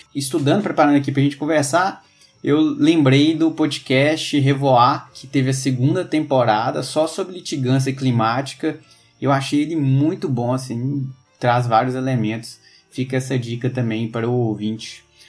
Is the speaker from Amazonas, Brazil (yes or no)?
no; Minas Gerais, Brazil; Eu sou mineiro